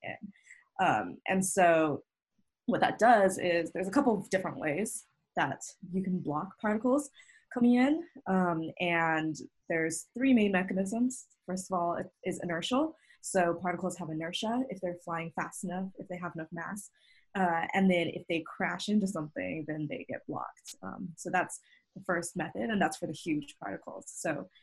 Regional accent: Utah, United States; I'm from Utah and helping out where my home is

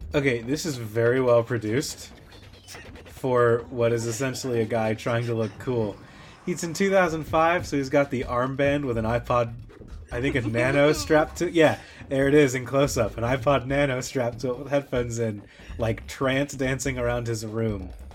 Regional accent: Florence, Kentucky, United States; Florence is also the name of my hometown

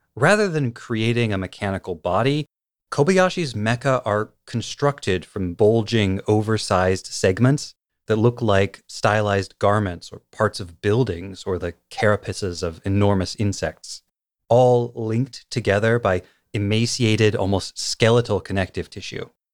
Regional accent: United States; I'm from the United States

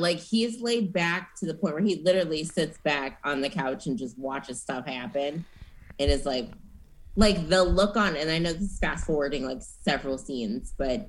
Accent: Minnesota, United States; cool, we're both from Minnesota.

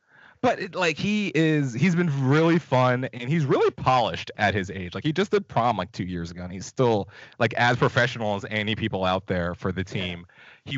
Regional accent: Wayne, Pennsylvania, United States; in my hometown of Wayne, Pennsylvania

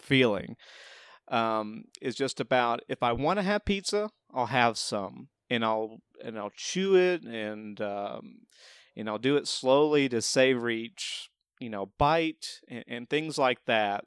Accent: the South, United States; being from the South

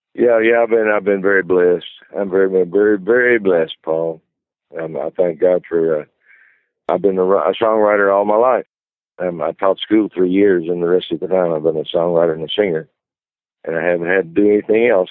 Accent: Brownsville, Tennessee, United States; moved away; also born or lived in Texas; I'm from Brownsville, Tennessee

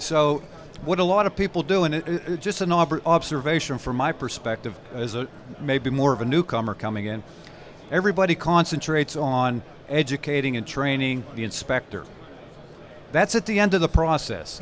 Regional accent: Pittsburgh, Pennsylvania, United States; I'm a Pittsburgh-based person. I grew up in Pittsburgh

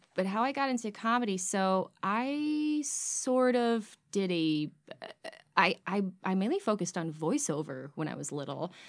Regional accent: Washington Township, Michigan, United States; also born or lived in Chicago; I'm from Washington Township

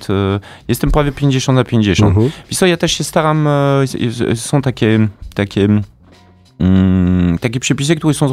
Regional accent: Kraśnik, Lublin Voivodeship, Poland; jestem z Kraśnika.

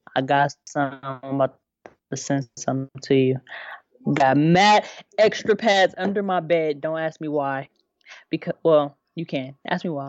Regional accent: Inland Empire, Southern California, United States; born or raised there

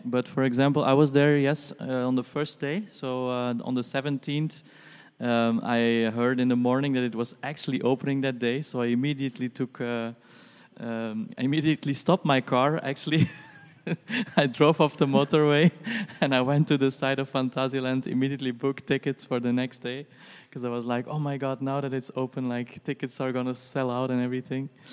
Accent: Brussels, Brussels-Capital Region, Belgium; I'm from Brussels.

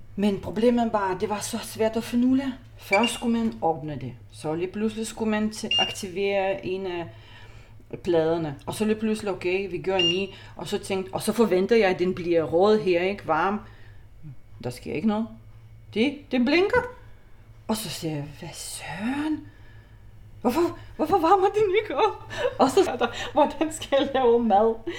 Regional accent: Lithuania; Danish is a second language; moved away as an adult; also born or lived in Copenhagen Nordvest, Denmark; now in Denmark; jeg er litauer. Jeg er kommet til Danmark som 20-årig

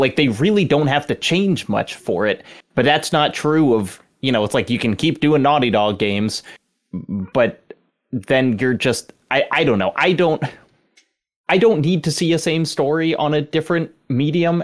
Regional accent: the South, Southern United States, United States; as a Southerner

